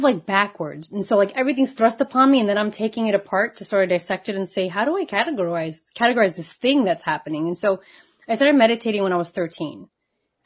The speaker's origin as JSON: {"language": "English", "region": "New York", "country": "United States", "tie": "born or raised there", "also_born_or_lived": "Puerto Rico", "said": "I was born in New York"}